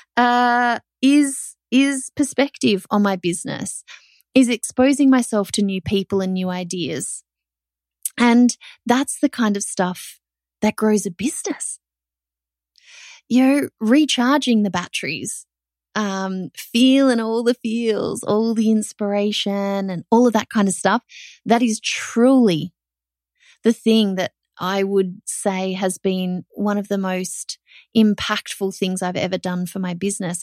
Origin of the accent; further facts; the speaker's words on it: Australia; as an Australian